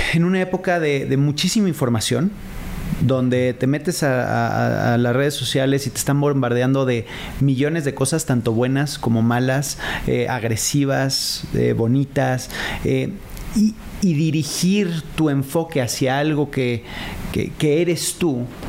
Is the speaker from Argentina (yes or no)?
no; Mexico; sobre todo como mexicanos